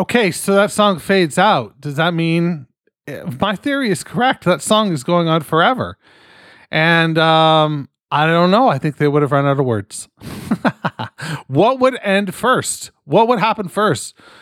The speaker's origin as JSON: {"language": "English", "country": "Canada", "said": "I'm fucking Canadian"}